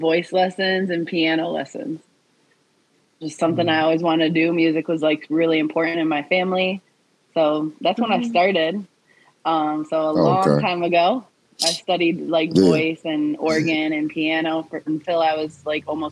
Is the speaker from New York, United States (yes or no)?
no; Saginaw, Michigan, United States; moved away as an adult; now in Detroit, United States; I'm from Saginaw, Michigan